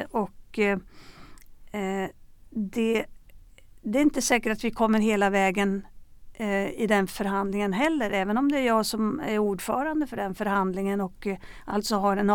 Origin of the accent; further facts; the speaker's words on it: Sweden; jag var på en begravning hemma i Sverige